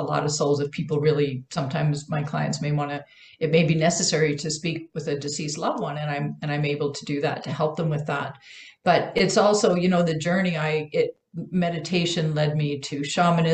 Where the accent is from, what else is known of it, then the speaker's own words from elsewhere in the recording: Canada; also born or lived in Vancouver Island; I'm Canadian